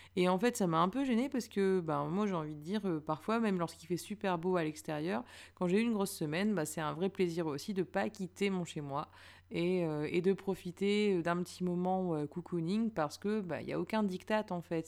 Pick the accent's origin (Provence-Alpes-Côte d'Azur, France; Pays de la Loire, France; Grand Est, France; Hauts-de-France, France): Hauts-de-France, France; Lille; now in Paris, France; je viens de Lille